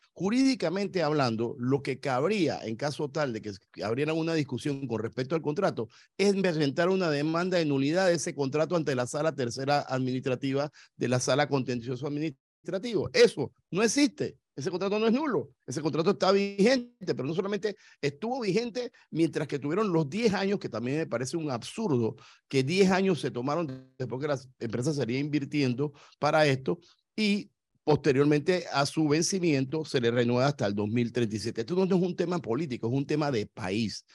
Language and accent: Spanish; Panama; yo soy panameño